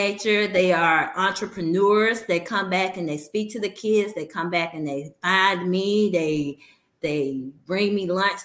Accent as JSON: {"language": "English", "town": "Birmingham", "region": "Alabama", "country": "United States", "tie": "born or raised there", "said": "I teach and work exactly where I grew up And I've always told people I'm from Ensley, Alabama"}